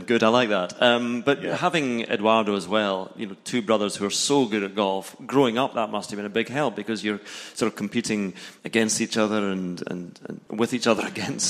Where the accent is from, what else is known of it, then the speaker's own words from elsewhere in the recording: Scotland, United Kingdom; I'm Scottish, I can't really comment on that.